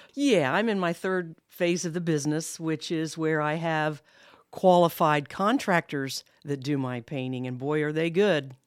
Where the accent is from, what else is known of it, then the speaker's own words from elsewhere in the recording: Columbus, Ohio, United States; moved away as an adult; also born or lived in Kokomo, Indiana; now in Muncie, United States; I'm actually from Columbus, Ohio, born and raised